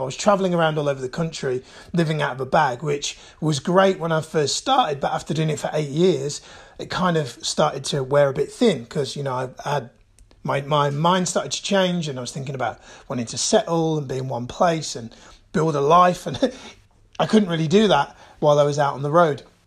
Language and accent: English; Birmingham, West Midlands, United Kingdom; I was born and raised in Birmingham